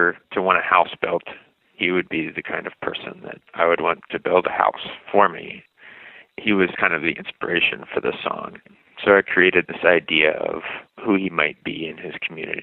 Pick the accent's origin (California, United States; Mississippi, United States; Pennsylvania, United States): Pennsylvania, United States; now in St. Paul, United States; my growing up in Pennsylvania